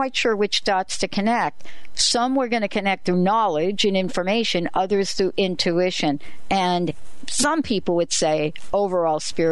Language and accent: English; East Coast, United States; I grew up on the East Coast